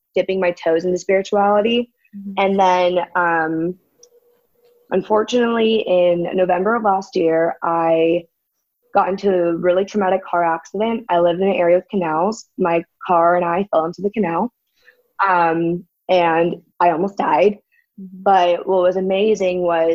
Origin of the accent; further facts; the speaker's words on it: San Diego, California, United States; moved away as an adult; now in Brawley, United States; I'm from San Diego, but we live in Brawley now